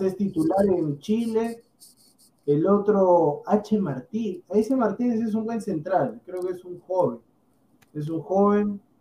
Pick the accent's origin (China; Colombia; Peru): Peru; nosotros somos peruanos también